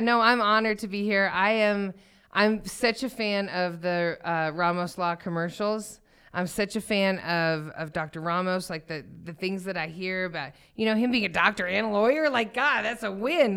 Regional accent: Thornton, Colorado, United States; I grew up in Thornton

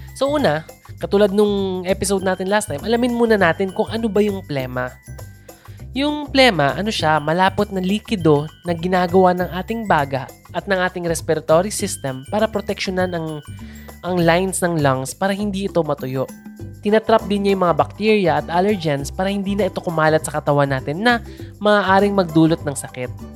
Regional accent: Philippines; bilang Filipino

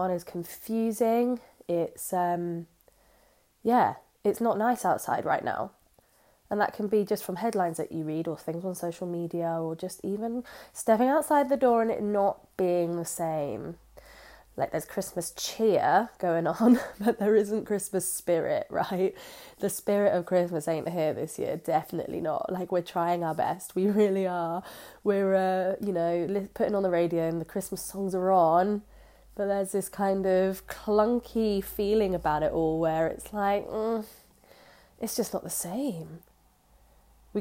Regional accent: Jersey; I'm from Jersey

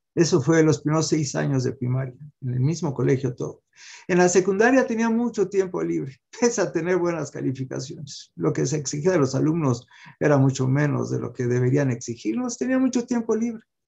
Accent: Mexico; Yo también nací en México

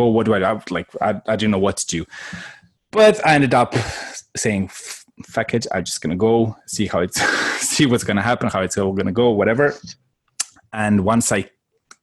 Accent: Croatia; moved away; I'm from Croatia originally

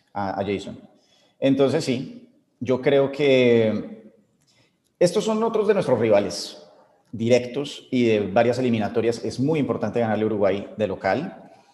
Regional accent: Colombia; somos colombianos

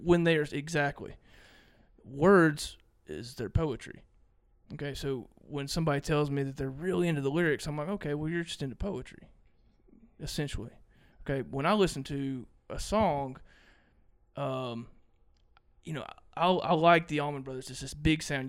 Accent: Mississippi, United States; I'm from Mississippi

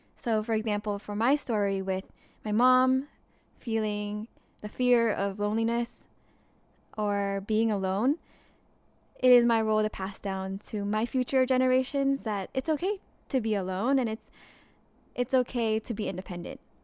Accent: United States; growing up in America

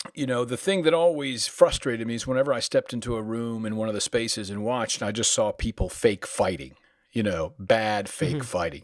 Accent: Danbury, North Carolina, United States; accent: southern; moved away as an adult; also born or lived in Connecticut; now in New York, United States; I'm an adopted son of North Carolina, and I arrived there when I was around seven. Formative language years were in Connecticut, which is why, unless I'm down there, I usually don't have a southern accent

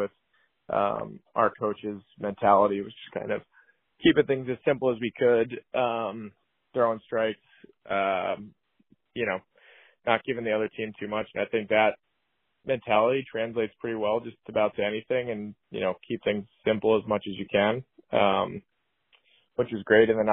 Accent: New York area, United States; growing up in the New York area

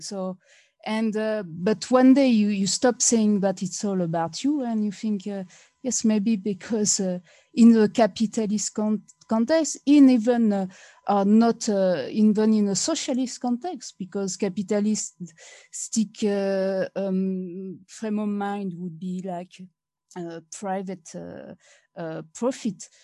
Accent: France; English is a second language; moved away; I'm come from France

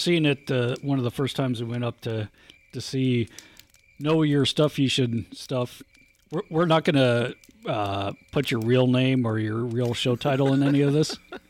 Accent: North Dakota, United States; because Bo and I grew up together in North Dakotaville.

